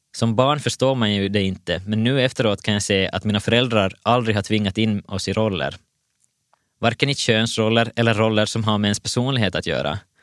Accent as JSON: {"language": "Swedish", "town": "Vaasa", "region": "Ostrobothnia", "country": "Finland", "tie": "born or raised there", "said": "Jag föddes 1989 i Vasa"}